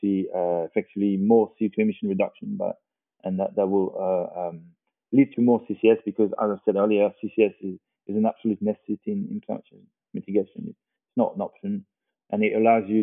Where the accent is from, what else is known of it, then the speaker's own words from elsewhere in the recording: France; I'm from France.